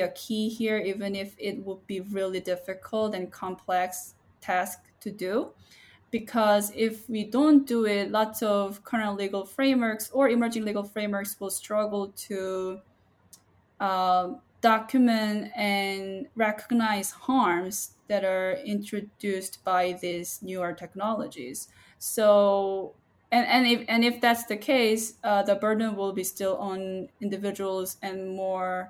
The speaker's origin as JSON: {"language": "English", "region": "Seoul", "country": "South Korea", "moved": "yes", "lives_now": "San Diego, United States", "said": "I'm originally from Seoul, South Korea"}